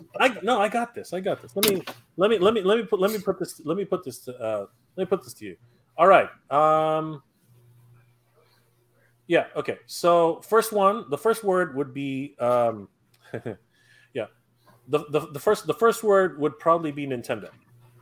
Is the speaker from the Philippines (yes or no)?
yes; Philippines; most people are surprised to find out that I'm a Filipino.